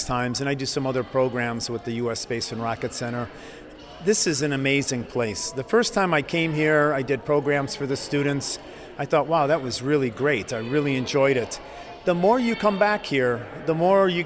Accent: Ohio, United States; now in Baltimore, United States; I grew up in Ohio, but I currently live in Baltimore

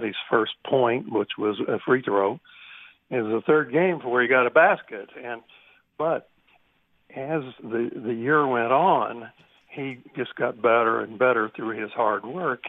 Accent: Southern Indiana, United States; I was from Southern Indiana.

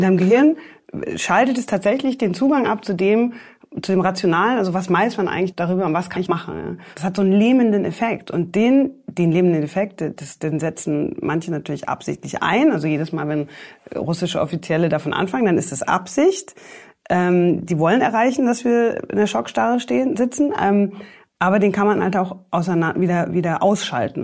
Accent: Germany; ich bin ja in Deutschland aufgewachsen

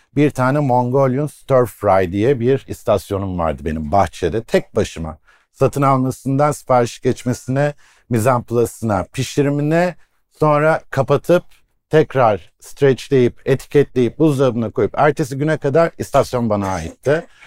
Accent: Iskenderun, Hatay, Turkey; Hataylıyım, İskenderunluyum

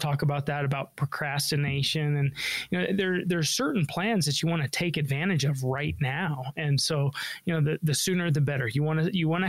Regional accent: Denver, Colorado, United States; I was born and raised in Denver. I'm a local guy

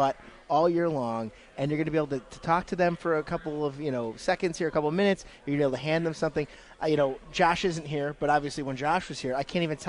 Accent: Ohio, United States; born there; and I was born in Ohio, so yes, I do follow Ohio State.

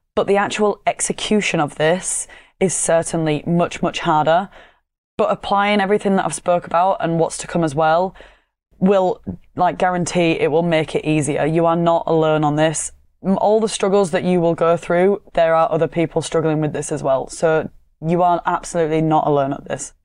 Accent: Yorkshire and the Humber, United Kingdom; accent: Yorkshire; my monotone Yorkshire accent

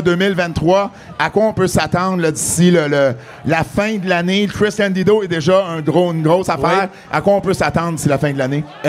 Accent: Montreal, Quebec, Canada; Je viens de Montréal

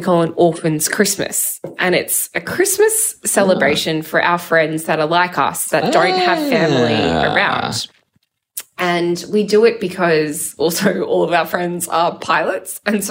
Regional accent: Sydney, New South Wales, Australia; now in Melbourne, Australia; So we're not from Melbourne.

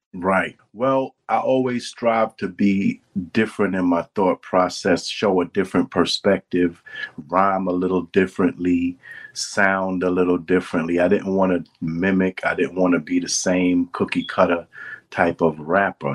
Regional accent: New York City, New York, United States; I'm from Brooklyn

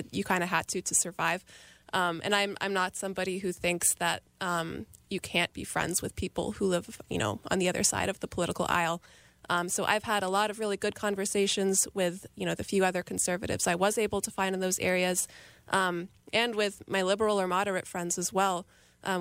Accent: Prince George's County, Maryland, United States; also born or lived in Montgomery County, Maryland / Frederick County, Maryland; now in Frederick, United States; I grew up in Prince George's County, Maryland

